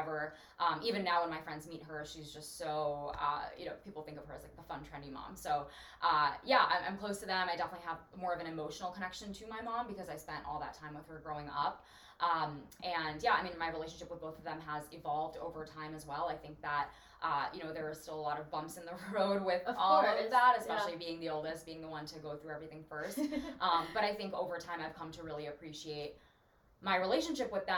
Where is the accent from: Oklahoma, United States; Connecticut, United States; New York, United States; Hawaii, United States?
New York, United States; New York City; I was born and raised in Brooklyn, in New York City. So I'm New York City born and bred